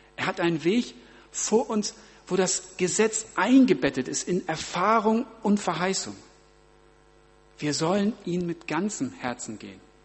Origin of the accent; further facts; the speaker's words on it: Germany; bei uns in Deutschland